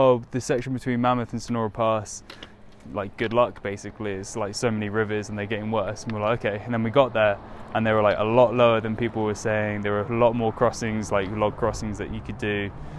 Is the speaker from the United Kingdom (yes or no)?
yes; south coast of England, United Kingdom; England, South England. Yeah, south coast.